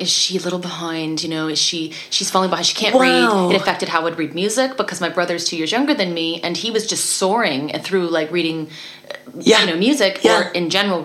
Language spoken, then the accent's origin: English; Canada; I'm Canadian